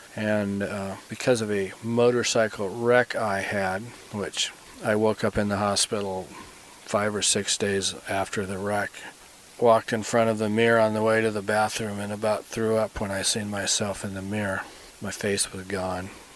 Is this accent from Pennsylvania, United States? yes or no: no; Phoenix, Arizona, United States; moved away as an adult; now in Montana, United States; I grew up in Phoenix. I was born there, went all through kindergarten, grade school, and high school there.